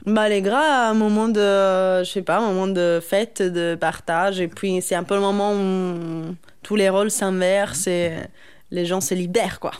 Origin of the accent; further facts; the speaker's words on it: Naples, Campania, Italy; moved away; Je suis originaire du sud d'Italie mais de Naples.